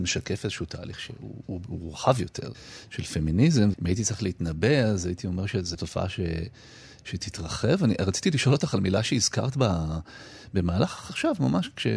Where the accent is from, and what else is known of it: Israel; born or raised there; first language Hebrew; also born or lived in Detroit, United States